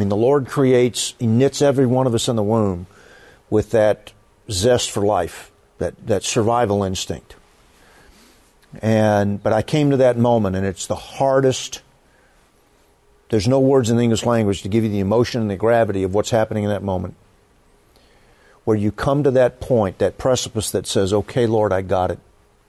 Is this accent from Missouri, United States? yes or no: no; Fort Worth, Texas, United States; particularly as a kid growing up in Fort Worth when Carswell was a B-52 base